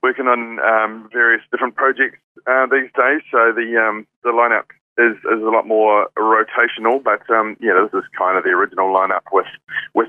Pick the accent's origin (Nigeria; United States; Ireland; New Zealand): New Zealand; Hawera, Taranaki; grew up in South Taranaki. I grew up in a little town called Harwar, which is about the same size as Gore.